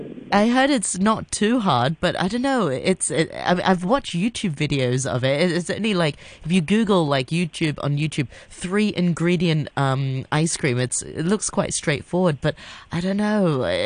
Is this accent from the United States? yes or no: no; Hong Kong; the one that we grew up with in Hong Kong.